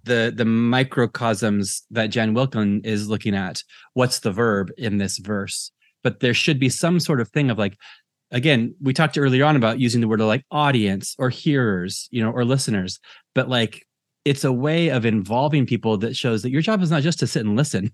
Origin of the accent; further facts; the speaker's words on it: United States; now in Ireland; I'm American and I live in Ireland